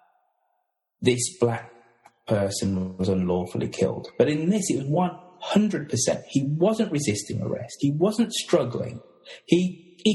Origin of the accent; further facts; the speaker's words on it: United Kingdom; Being British, we've all grown up watching American dramas